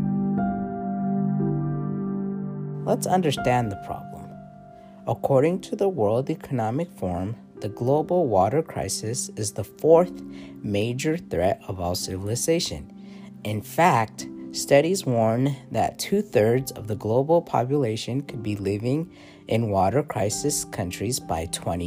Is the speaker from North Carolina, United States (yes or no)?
no; Utah, United States; my hometown, Utah